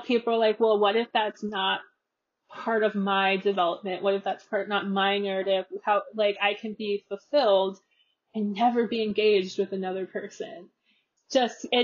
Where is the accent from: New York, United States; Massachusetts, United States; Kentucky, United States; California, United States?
California, United States; I'm from California